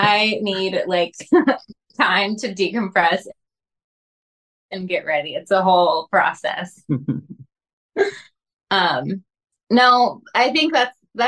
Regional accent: Georgia, United States; moved away as an adult; I am from Georgia, and I've been working on the West Coast the entire time.

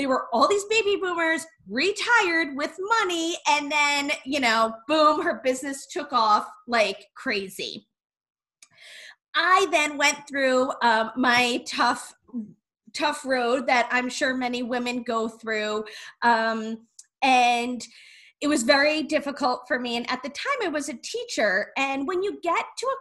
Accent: New York, United States; We are from New York

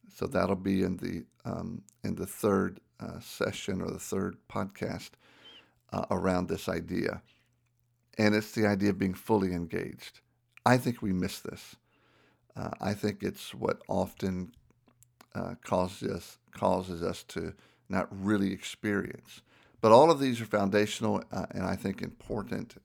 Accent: Southern, United States; accent: Southern; my Southern accent

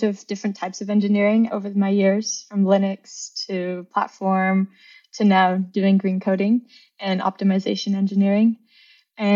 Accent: Seattle, Washington, United States; moved away as an adult; now in Netherlands; I'm from Seattle

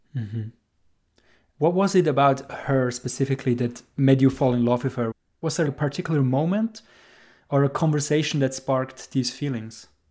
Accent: Switzerland; I'm from Switzerland

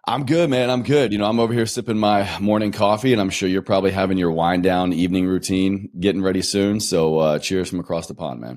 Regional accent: Roanoke, Virginia, United States; moved away; my hometown. I picked up on a recent trip from Roanoke, Virginia

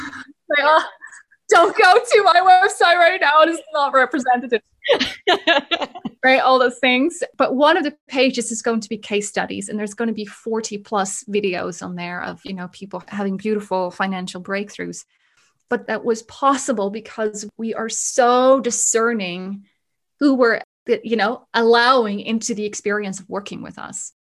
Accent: Netherlands; also born or lived in Germany; now in Canada; I am originally from Holland, was born and raised there

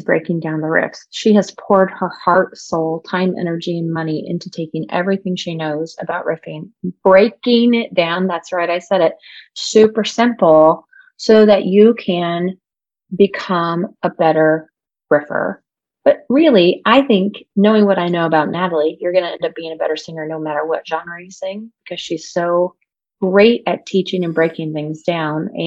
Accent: Indianapolis, Indiana, United States; now in Portland, United States; I'm from Indianapolis originally

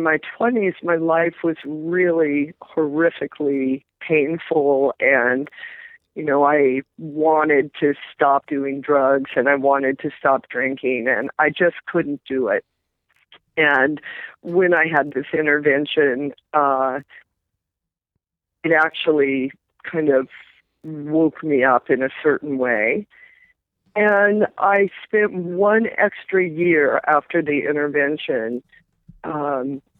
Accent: Midwest, United States; I grew up in the Midwest

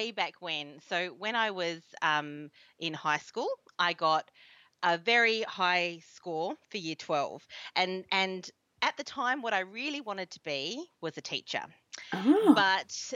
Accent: Perth, Western Australia, Australia; also born or lived in London; I came back to Perth from London and spent basically 17 years working in oil and gas and mining because I'm from Perth

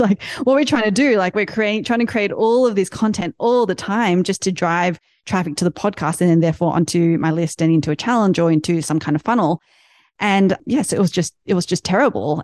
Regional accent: Australia; now in United States; ever since I started living in the States now, I'm from Australia.

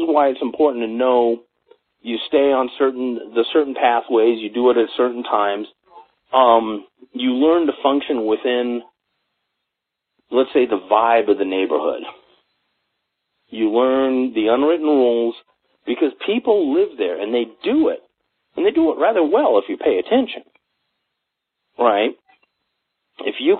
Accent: Los Angeles, California, United States; now in Colorado, United States; I grew up in Los Angeles

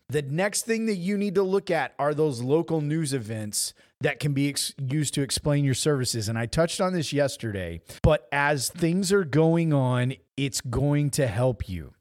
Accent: Southwest Missouri, United States; I grew up in Southwest Missouri

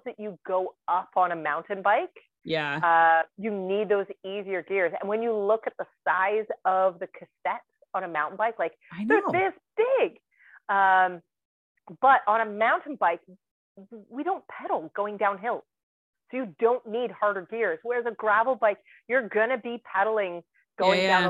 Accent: Dundas, Ontario, Canada; so that's my hometown. I was born and raised here in Dundas

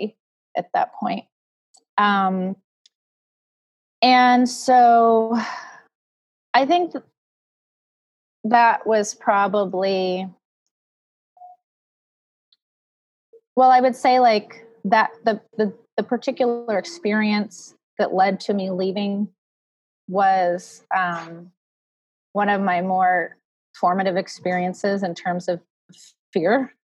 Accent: West Coast, United States; also born or lived in Midwest; I grew up in the West Coast and I moved away to the Midwest

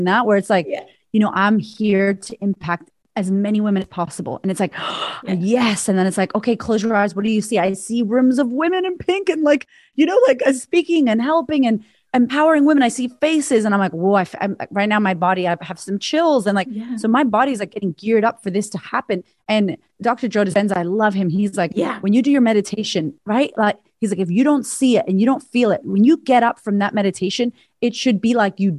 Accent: Puerto Rico; now in Australia; I'm an American Puerto Rican woman living in Australia. You know, there's no Puerto Ricans here.

